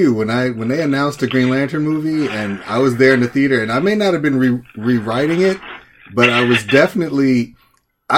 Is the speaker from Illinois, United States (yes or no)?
yes; Chicago, Illinois, United States; moved away as an adult; I'm originally from Chicago